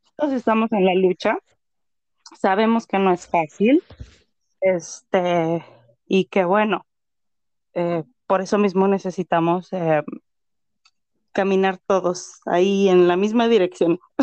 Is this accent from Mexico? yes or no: yes; Mexico; now in Canada; como mexicana viviendo en el extranjero